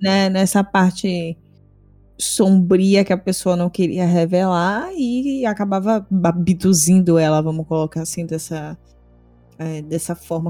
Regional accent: Bahia, Brazil

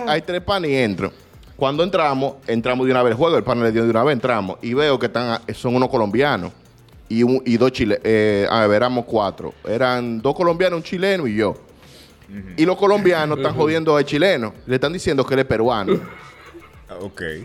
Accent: Dominican Republic; yo soy dominicano

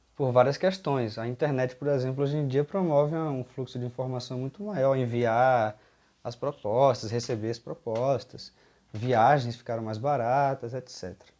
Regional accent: Bahia, Brazil; eu venho da Bahia

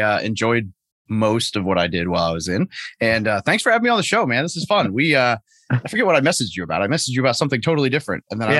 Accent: Arkansas, United States; So, before that, so I grew up in Arkansas as just a normal dude, played a little baseball, played a little rugby, and pretty straight laced kid.

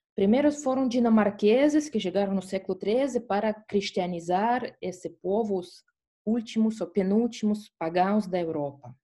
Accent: Estonia; Portuguese is a second language; eu sou da Estônia

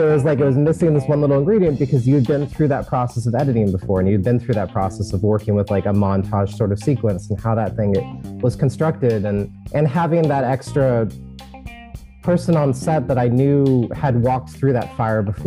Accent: United States; Kristen and I had known since fifth grade, and we grew up together in Washington

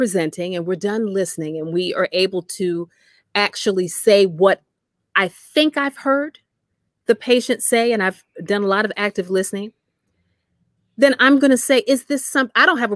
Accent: New Jersey, United States; I'm from New Jersey

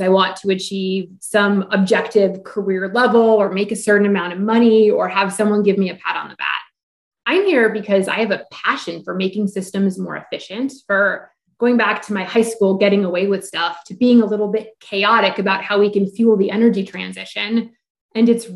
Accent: Alaska, United States; moved away as an adult; also born or lived in Texas; I grew up in Alaska

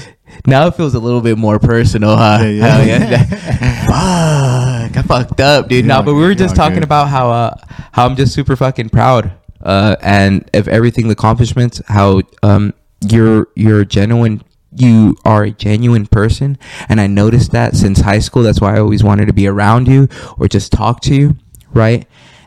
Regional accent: Mexico; I've never felt that because I am Mexican and I grew up around Mexicans.

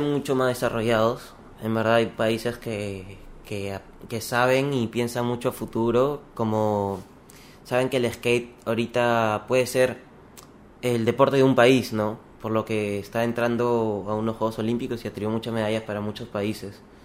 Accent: Lima, Peru; also born or lived in Chiclayo; Yo nací en Chiclayo. Viví hasta los 4 años más o menos. Ya. Me fui a Lima, crecí bastante en Lima

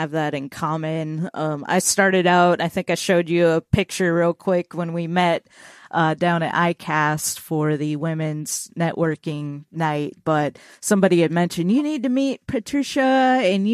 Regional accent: Minnesota, United States; now in Nashville, United States; I'm from Minnesota

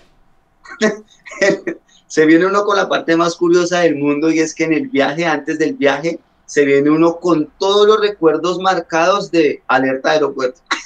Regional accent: Colombia; moved away as an adult; also born or lived in Bogotá; now in Spain; nosotros como colombianos

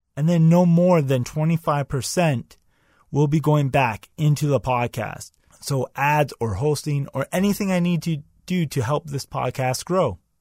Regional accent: Canada; I'm Canadian

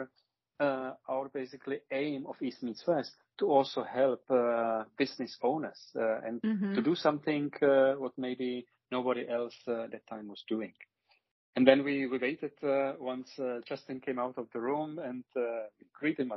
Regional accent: Czechia; moved away as an adult; now in Vienna, Austria; my heritage and my origin goes back to Czech Republic, and when I was now counting, born in 77, I spent a little more than half of my lifetime in Czech Republic, and now you're around 20 years in Austria

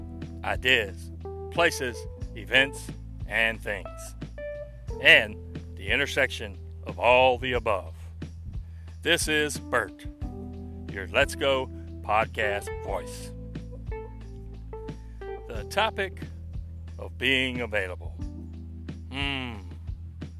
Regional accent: Louisiana, United States; now in Houston, United States; I grew up in Louisiana

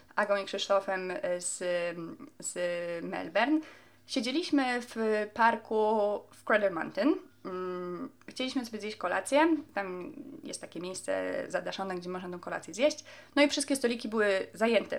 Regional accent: Poland; moved away as an adult; now in Australia; którego my się uczyliśmy w Polsce

